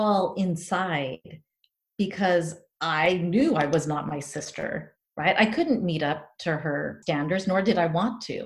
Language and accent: English; San Diego, California, United States; moved away as an adult; also born or lived in Tanzania; now in Spain; growing up in Rancho Pinasquitas